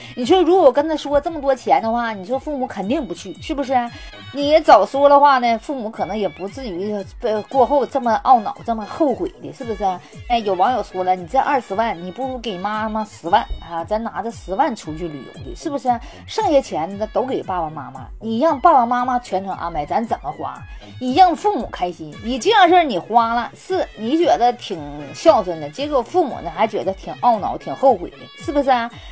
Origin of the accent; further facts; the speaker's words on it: Northeast China, China; 我们东北人